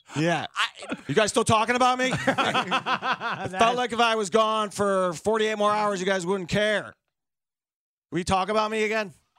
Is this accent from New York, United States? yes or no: no; Chicago, Illinois, United States; I grew up on the South Side, taking the Dan.